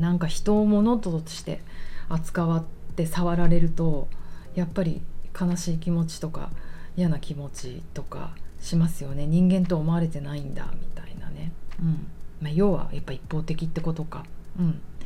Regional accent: Tokyo, Japan; 私がもう一重に浅草育ちだから

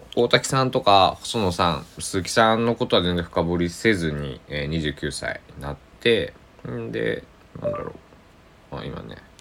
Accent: Kochi, Japan; accent: Tosa dialect; 高知の土佐弁、僕の生まれふるさとの、えー、言葉で

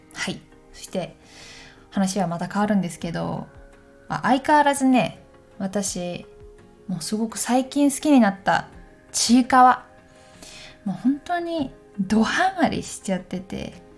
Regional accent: Takayama, Gifu, Japan; moved away; あの私岐阜県の高山出身なんですけど高山の方にこの間帰った時に

